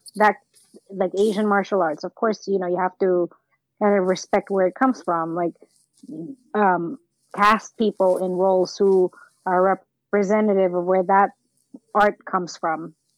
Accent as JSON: {"language": "English", "region": "New York", "country": "United States", "said": "i'm from new york"}